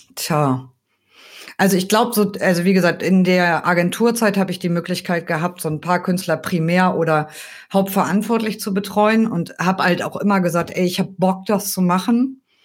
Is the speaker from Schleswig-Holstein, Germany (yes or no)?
yes; near Kiel, Schleswig-Holstein, Germany; moved away as an adult; also born or lived in Cologne; Also ich komme ursprünglich aus der Nähe von Kiel